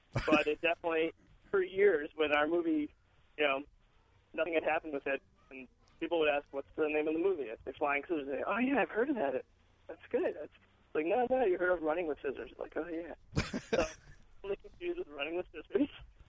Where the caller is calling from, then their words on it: New York, United States; I'm in New York.